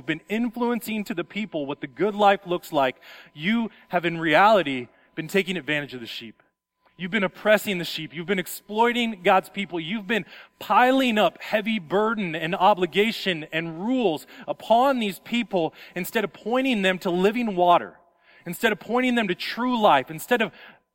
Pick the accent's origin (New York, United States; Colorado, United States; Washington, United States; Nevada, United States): Nevada, United States; Las Vegas; moved away; I come from Las Vegas